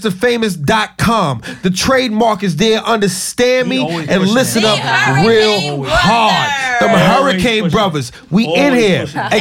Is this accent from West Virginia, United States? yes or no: no; New York City, New York, United States; We are from Far Rockaway, Queens.